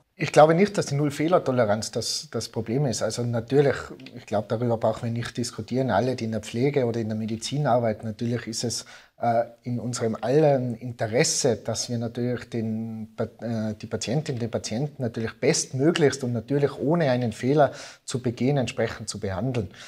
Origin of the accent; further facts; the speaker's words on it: Innsbruck, Tyrol, Austria; ins schöne Innsbruck, äh, in meine Heimat